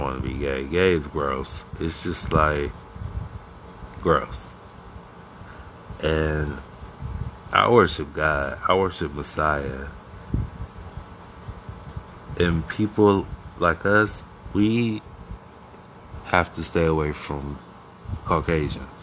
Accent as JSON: {"language": "English", "town": "Akron", "region": "Ohio", "country": "United States", "tie": "born or raised there", "moved": "yes", "lives_now": "New York City, United States", "said": "I'm originally from Akron, Ohio. A-K-R-O-N. Ohio."}